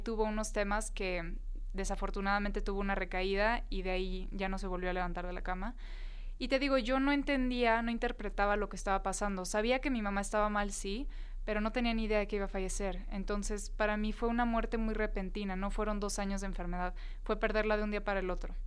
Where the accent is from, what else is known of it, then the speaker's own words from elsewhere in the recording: Tijuana, Baja California, Mexico; moved away as an adult; yo soy de Tijuana, me crié allá, estuve pues los primeros 18 años de mi vida en Tijuana